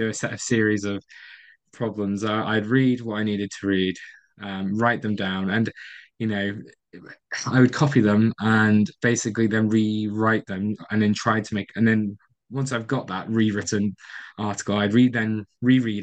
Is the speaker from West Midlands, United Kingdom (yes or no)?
yes; Stoke-on-Trent, West Midlands, United Kingdom; moved away; also born or lived in Portsmouth; Stoke-on-Trent as being my hometown